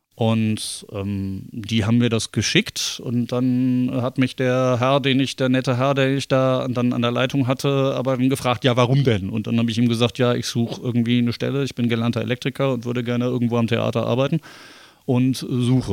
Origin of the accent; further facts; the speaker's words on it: Bremen, Germany; geboren und aufgewachsen bin ich in Bremen